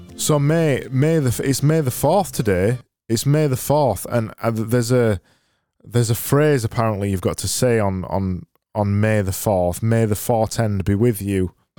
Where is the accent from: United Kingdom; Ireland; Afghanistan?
United Kingdom; I'm British